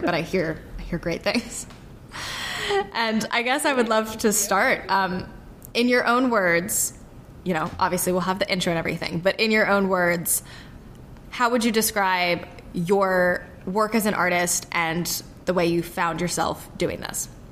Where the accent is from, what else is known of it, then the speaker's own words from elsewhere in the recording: Charleston, South Carolina, United States; I grew up in Charleston